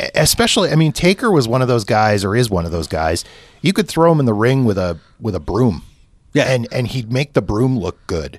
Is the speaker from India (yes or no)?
no; Canada; as a Canadian